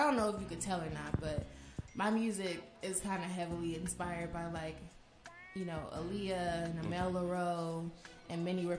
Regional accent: Oakland, California, United States; now in Atlanta, United States; growing up in Oakland.

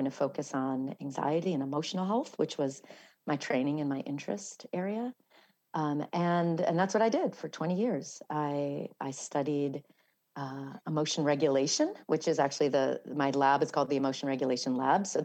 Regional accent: New York City, New York, United States; also born or lived in Ireland (half Irish ancestry); being a New Yorker

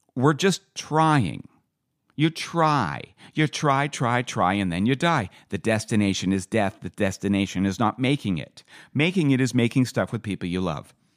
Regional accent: Vancouver, British Columbia, Canada; also born or lived in Calgary; I came back to Vancouver from the University of Calgary

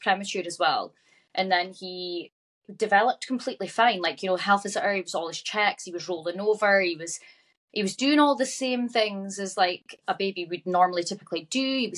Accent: Aberdeen, Scotland, United Kingdom; I'm from Aberdeen.

